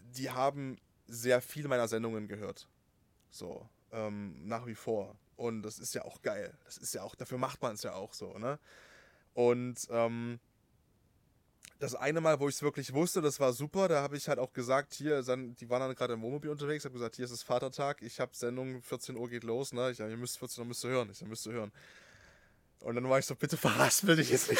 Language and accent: German; Altenberg area, Saxony, Germany; in Altenberg, ne, in meiner Heimat da in der Ecke